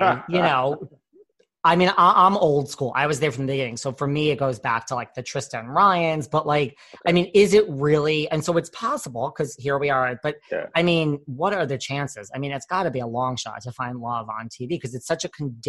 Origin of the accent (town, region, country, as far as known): New York City, New York, United States